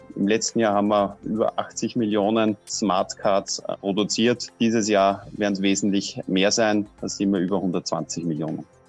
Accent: Austria; bei uns in Österreich

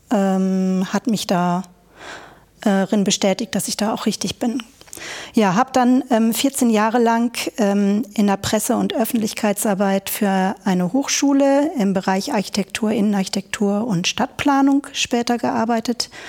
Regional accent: Bielefeld, North Rhine-Westphalia, Germany; Ich komme also aus Bielefeld, ähm, wenn auch nicht gebürtig.

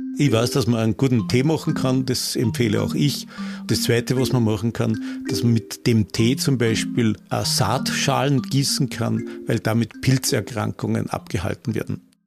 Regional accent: Austria; bei uns in Österreich

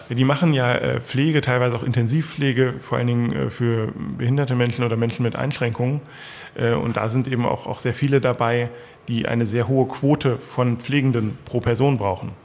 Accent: Sarstedt, Lower Saxony, Germany; ich komme aus Saarstedt

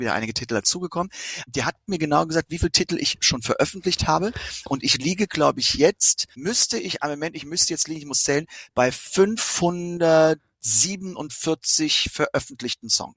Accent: Rhineland-Palatinate, Germany; aus meiner Heimat, zumindest aus meinem Bundesland. Das ist ja nun Rheinland-Pfalz

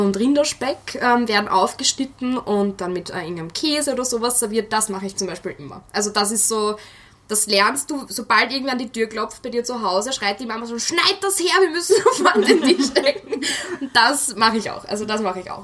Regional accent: Wels, Upper Austria, Austria; meine Heimatstadt in Oberösterreich, Wels

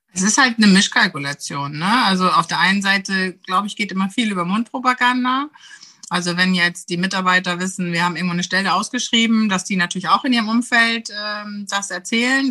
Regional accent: Heide, Schleswig-Holstein, Germany; moved away as an adult; also born or lived in Friedrichstadt; now in Amrum, Germany; komme gebürtig aus Dithmarschen und bin in Heide geboren, dort zur Schule gegangen

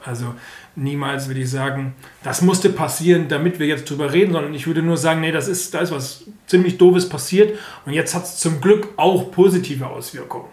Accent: Germany; wir sind auch Deutsche

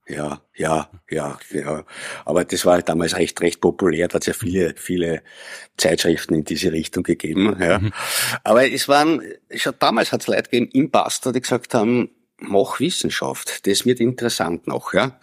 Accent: Lower Austria, Austria; also born or lived in Vienna; Ich bin in Wien geboren, allerdings in Niederösterreich aufgewachsen, weil meine Eltern dort äh, sich ein Haus gebaut haben

